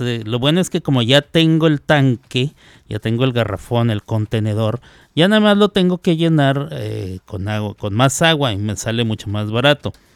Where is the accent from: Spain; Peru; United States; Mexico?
Mexico; somos presumidos los mexicanos